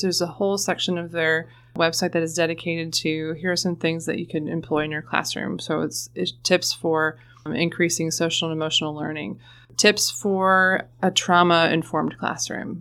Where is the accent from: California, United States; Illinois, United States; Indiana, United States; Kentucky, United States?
Kentucky, United States; Florence; I'm originally from Florence, Kentucky, right across the river.